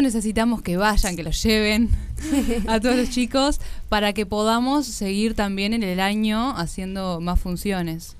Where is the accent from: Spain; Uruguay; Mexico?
Uruguay; todos los uruguayos y las uruguayas conocemos el, la historia